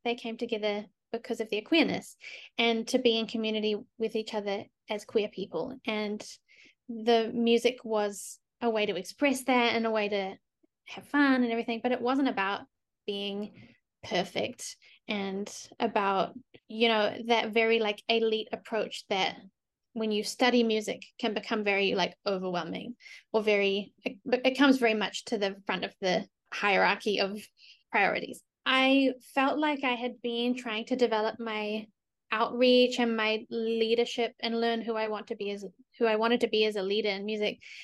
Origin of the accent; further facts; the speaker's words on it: New Zealand; moved away as an adult; now in United States; why do I speak English if I'm from New Zealand